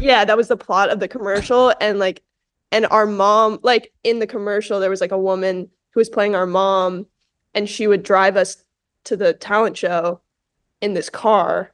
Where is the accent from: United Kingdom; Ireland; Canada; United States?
United States; New York City, New York; I grew up in New York, I grew up in New York City